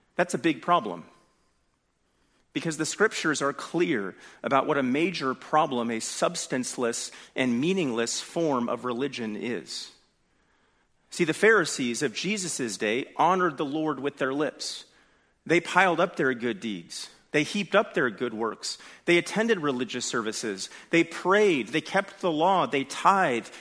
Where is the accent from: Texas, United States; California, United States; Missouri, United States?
California, United States; I'm from California